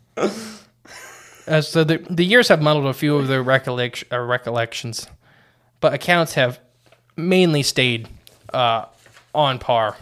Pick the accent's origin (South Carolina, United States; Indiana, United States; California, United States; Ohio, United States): Ohio, United States; We're from No Name Ohio.